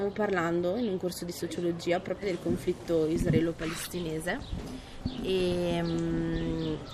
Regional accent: Brescia, Lombardy, Italy; moved away; ho 25 anni, sono di Brescia

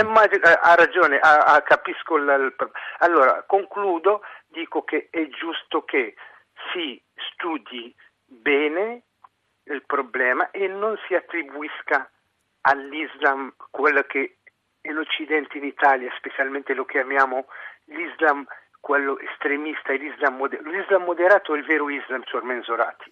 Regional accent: Tunisia; now in Italy; io sono tunisino.

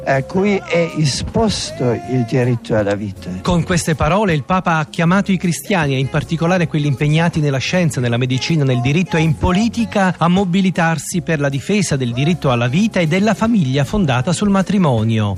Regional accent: Lecco, Lombardy, Italy; io sono anche di Lecco

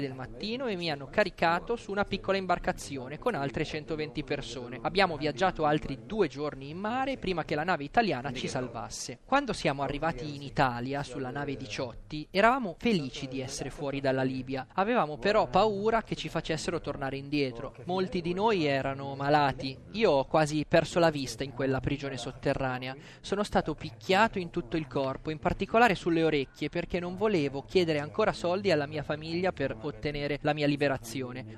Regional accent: Eritrea; moved away as an adult; also born or lived in Sudan; now in Italy; vengo dall'Eritrea. Sono scappato dal mio paese

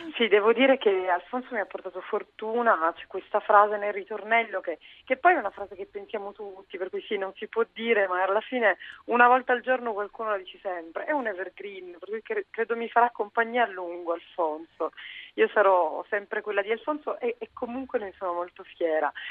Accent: Sicily, Italy; moved away; torno a casa, perché io sono siciliana, per cui torno a cantare a casa

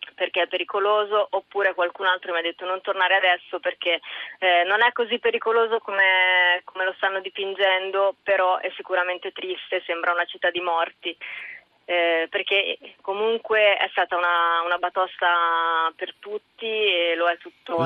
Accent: Italy; essendo nata e cresciuta in Italia, mi sento molto italiana

